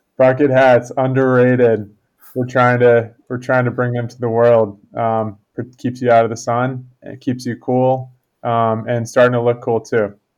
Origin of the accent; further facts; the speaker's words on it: Connecticut, United States; I grew up in Connecticut